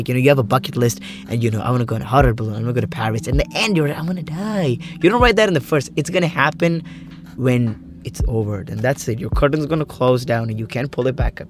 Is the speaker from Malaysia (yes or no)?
no; Kerala, India; now in Sharjah, United Arab Emirates; I come from India, Kerala.